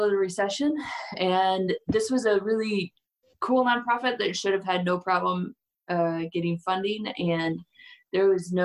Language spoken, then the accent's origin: English; St. Louis, Missouri, United States; moved away as an adult; now in Denver, United States; I'm from St. Louis